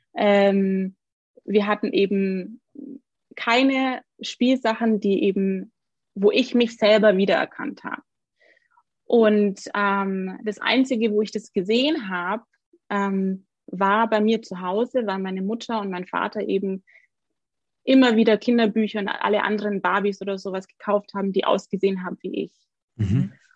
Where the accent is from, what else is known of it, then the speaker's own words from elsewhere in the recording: Augsburg, Bavaria, Germany; ich bin aus Augsburg